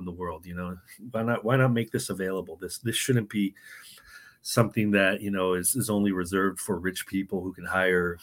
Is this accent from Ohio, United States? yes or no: no; San Diego, California, United States; moved away as an adult; also born or lived in New York City / Mexico / Chicago; now in Tallahassee, United States; I'm originally from San Diego, grew up in California